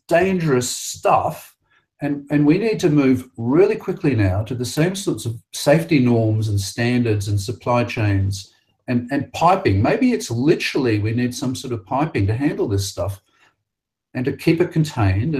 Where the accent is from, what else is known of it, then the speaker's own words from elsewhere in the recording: Sydney, New South Wales, Australia; the Identirati came to my hometown